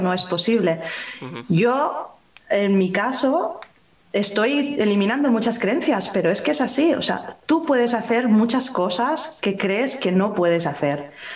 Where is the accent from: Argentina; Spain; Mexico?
Spain; yo como española, que vivo aquí